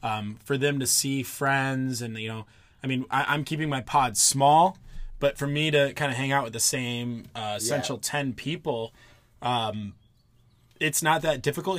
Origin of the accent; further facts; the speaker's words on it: Cleveland, Ohio, United States; moved away as an adult; also born or lived in Pennsylvania / Michigan; now in San Diego, United States; I'm from all around, essentially. I grew up in Cleveland, went to school in Pennsylvania, but then also went to school in Michigan